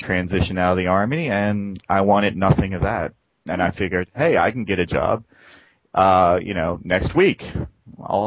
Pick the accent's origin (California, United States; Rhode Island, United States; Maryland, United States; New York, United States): Maryland, United States; Baltimore; moved away as an adult; now in Busan, South Korea; Baltimore, Maryland. You know, where I was born